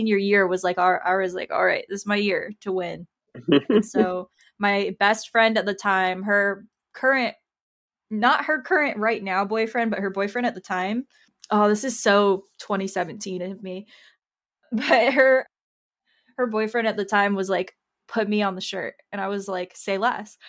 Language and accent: English; Tampa, Florida, United States; I'm from Florida. So like the Tampa area, my high school had a pretty good art program.